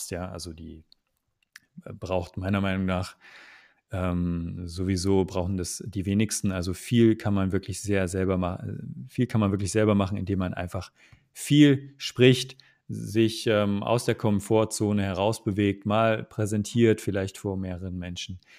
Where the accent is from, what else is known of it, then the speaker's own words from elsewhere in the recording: Magdeburg, Saxony-Anhalt, Germany; also ich komme ja aus ursprünglich aus Magdeburg. Das ist äh, im Osten Deutschlands.